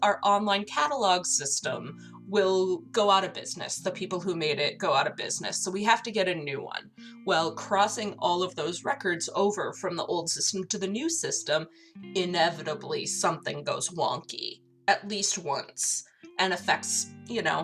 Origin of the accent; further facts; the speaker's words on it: Minnesota, United States; I'm from Minnesota